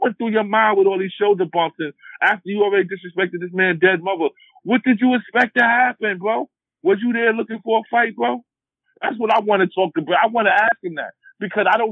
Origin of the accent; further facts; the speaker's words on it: New York City, New York, United States; I'm from Harlem